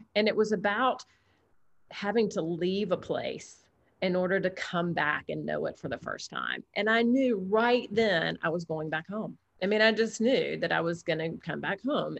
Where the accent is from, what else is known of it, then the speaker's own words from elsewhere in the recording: the South, United States; now in Alabama, United States; I'm half Greek and I'm from the South